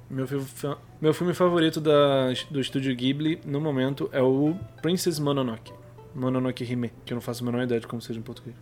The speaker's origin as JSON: {"language": "Portuguese", "country": "Brazil", "said": "nós, como brasileiros"}